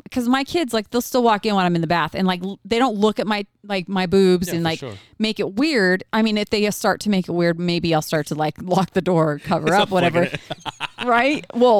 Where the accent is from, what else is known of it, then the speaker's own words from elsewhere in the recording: United States; And I was raised in America, but I was in a bubble my whole life.